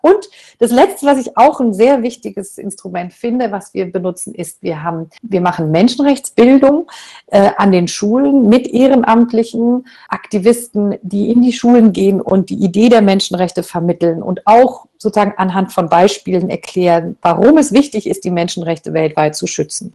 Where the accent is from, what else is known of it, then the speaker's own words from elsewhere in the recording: Germany; bei uns in Deutschland